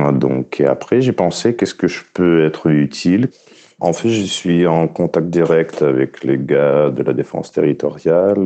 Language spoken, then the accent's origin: French; Ukraine; French is a second language; je suis ukrainien, je ne veux pas quitter mon pays